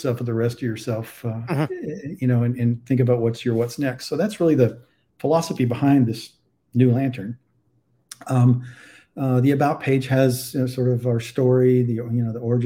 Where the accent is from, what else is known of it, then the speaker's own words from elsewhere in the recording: Texas, United States; also born or lived in Boston area; now in Saratoga Springs, United States; my home state of Texas